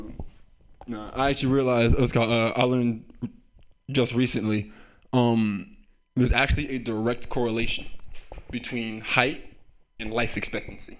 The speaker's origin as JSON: {"language": "English", "town": "San Francisco", "region": "California", "country": "United States", "tie": "born or raised there", "said": "I grew up here in San Francisco"}